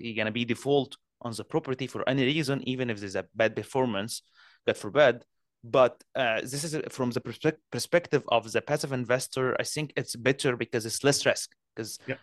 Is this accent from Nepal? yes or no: no; Canada; I'm a Canadian